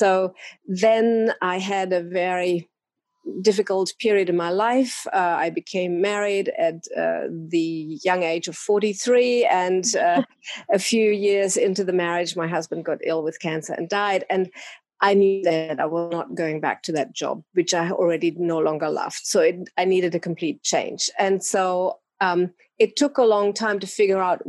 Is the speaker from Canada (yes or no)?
no; Germany; English is a second language; moved away as an adult; also born or lived in Bali; now in Australia; I'm actually originally from Germany. I came to Australia a long, long time ago. Let's just say I was 25 years old.